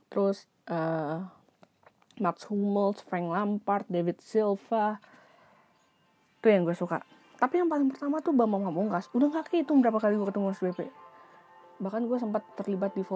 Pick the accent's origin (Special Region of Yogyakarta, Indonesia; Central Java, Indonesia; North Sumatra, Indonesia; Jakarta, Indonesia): Jakarta, Indonesia; gue pribadi karena gue tinggal di Jakarta gue lahir di Jakarta walaupun gue nggak punya darah Jakarta gue cinta sama kota ini